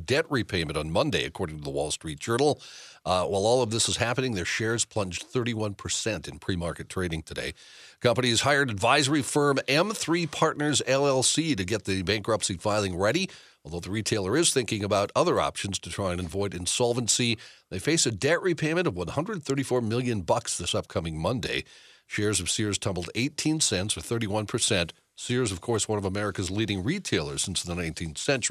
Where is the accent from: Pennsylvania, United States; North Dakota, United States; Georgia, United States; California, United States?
North Dakota, United States; Mandan; moved away; my hometown